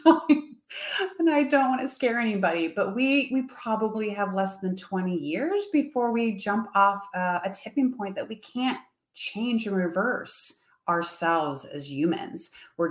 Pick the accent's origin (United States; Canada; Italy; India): United States; also born or lived in Europe; I'm sitting in my home country